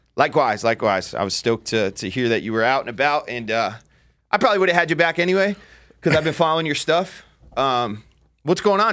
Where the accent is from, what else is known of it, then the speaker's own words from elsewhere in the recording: New Jersey, United States; I grew up in Jersey